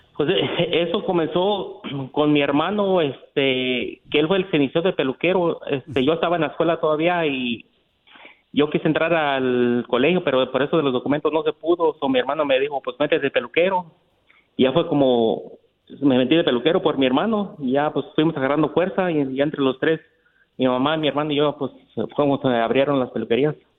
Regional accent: Michoacán, Mexico; now in United States; yo nací en Michoacán y nos vinimos para Estados Unidos en el año del 88 con mi mamá y mi hermano

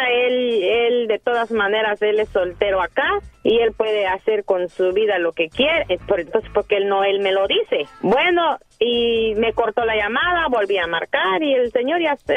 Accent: Guatemala; moved away

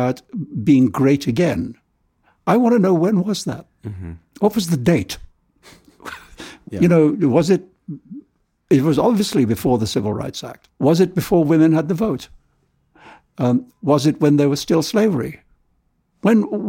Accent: India; moved away; also born or lived in London / New York; I love India in a way that you can only love the country of your birth

